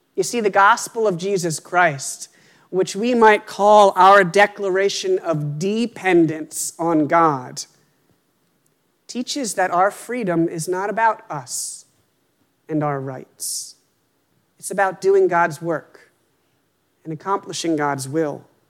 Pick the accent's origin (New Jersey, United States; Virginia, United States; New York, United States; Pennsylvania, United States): Pennsylvania, United States; moved away as an adult; now in Worcester, United States; until we moved here, I had lived in Pennsylvania my whole life